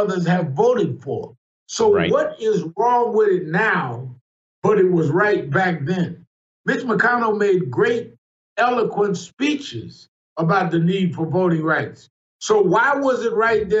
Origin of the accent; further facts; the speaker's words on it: New York City, New York, United States; I was born and raised in Brooklyn, New York.